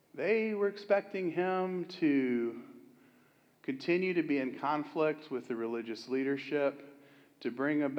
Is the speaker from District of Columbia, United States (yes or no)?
no; Florida, United States; I'm from Florida